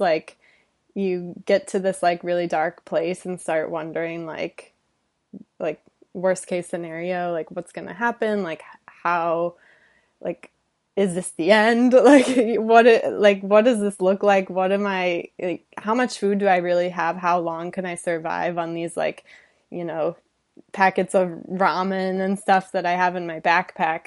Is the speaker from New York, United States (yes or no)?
no; Detroit, Michigan, United States; moved away as an adult; also born or lived in California; now in Los Angeles, United States; Detroit suburbs, grew up, lived there twenty-five years